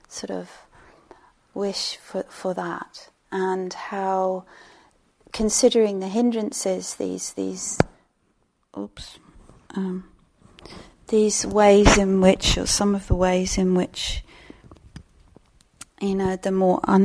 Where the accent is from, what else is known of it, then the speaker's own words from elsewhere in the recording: England, United Kingdom; I'm English